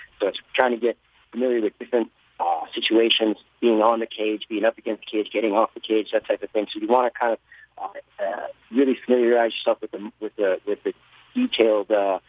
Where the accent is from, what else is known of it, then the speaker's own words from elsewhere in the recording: United States; being an American-born Thai